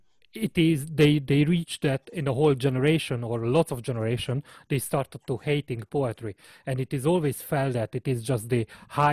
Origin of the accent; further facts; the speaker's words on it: Hungary; accent: Hungarian; in my Hungarian accent